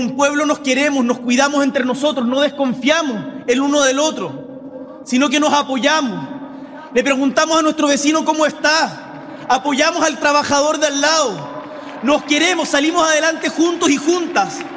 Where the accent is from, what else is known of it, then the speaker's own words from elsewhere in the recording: Magallanes and Chilean Antarctica, Chile; las zonas más aisladas de nuestro país, como el Magallanes de donde vengo